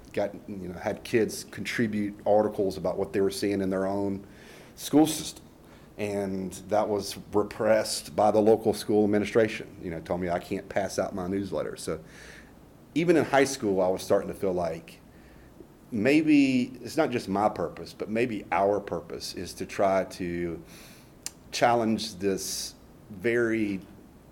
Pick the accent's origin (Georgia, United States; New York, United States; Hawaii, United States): Georgia, United States; Fayetteville; I grew up in Noonan, Fayette County, Fayetteville, Georgia